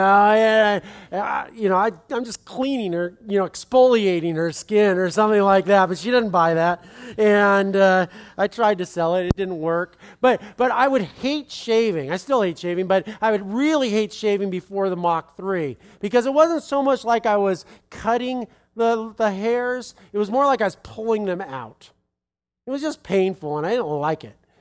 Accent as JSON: {"language": "English", "country": "United States"}